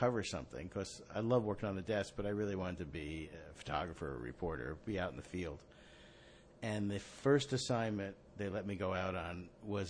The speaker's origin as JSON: {"language": "English", "town": "Hackensack", "region": "New Jersey", "country": "United States", "tie": "born or raised there", "said": "I grew up in Hackensack, New Jersey, not far from where we are now"}